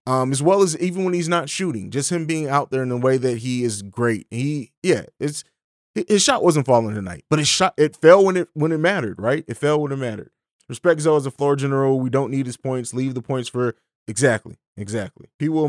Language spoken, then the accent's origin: English; Italy; also born or lived in Germany / St. Louis; now in Columbus, United States; I grew up overseas in Italy and Germany, and then lived in St. Louis for about 12 years before I moved here. I live in Columbus, Ohio now.